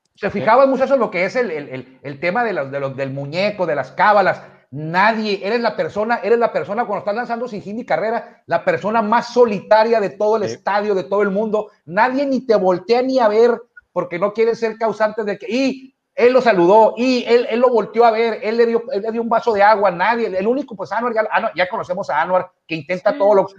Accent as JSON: {"language": "Spanish", "country": "Mexico", "said": "somos mexicanos"}